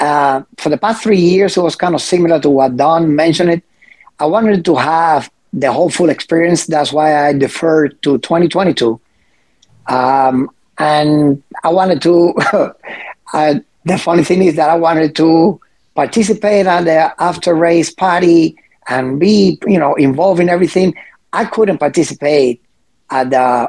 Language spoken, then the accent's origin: English; Cuba; now in United States; ever since I was a teenager, still living in Cuba